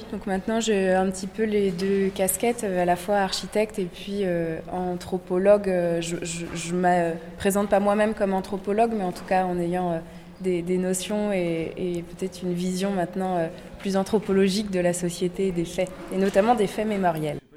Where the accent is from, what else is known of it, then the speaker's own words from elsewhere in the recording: Clisson, Pays de la Loire, France; Euh, je suis nantaise d'origine puisque j'ai grandi à quelques kilomètres d'ici, à Clisson.